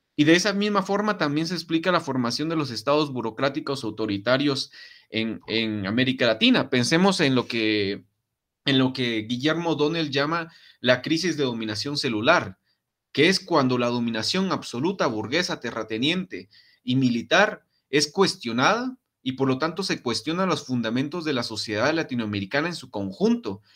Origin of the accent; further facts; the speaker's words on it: Guatemala; En Guatemala pasa mucho el que las mamás nos dicen, "No te metas en babosadas porque te va a pasar algo"